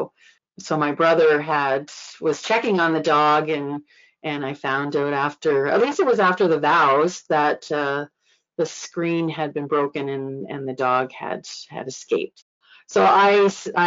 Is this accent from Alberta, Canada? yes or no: no; Nova Scotia, Canada; moved away as an adult; I'm from Nova Scotia, but being away for 30 years, it's like I am a come from away.